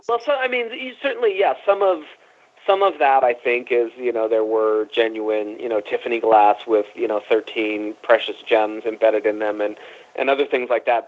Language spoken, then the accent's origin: English; San Jose, California, United States; also born or lived in Los Angeles / New York; I grew up in San Jose, California